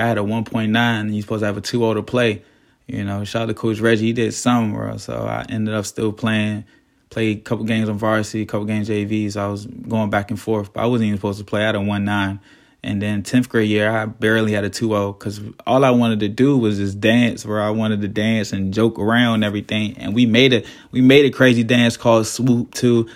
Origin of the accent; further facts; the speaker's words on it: Fort Washington, Maryland, United States; I'm from Fort Washington